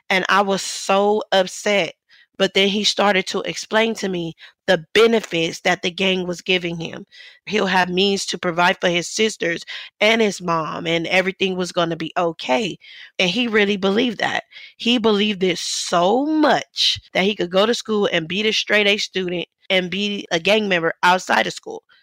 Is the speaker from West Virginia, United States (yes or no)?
no; Los Angeles, California, United States; Growing up in South Central LA, my father grew up without his dad.